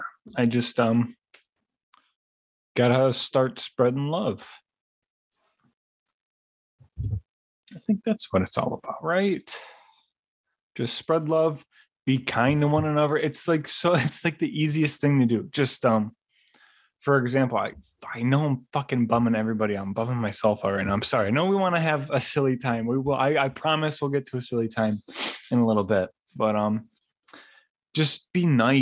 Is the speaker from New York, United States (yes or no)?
yes; Niagara Falls, New York, United States; moved away; I'm from Niagara Falls, New York. That's Western New York, Buffalo. That's my home. It's where I was born and raised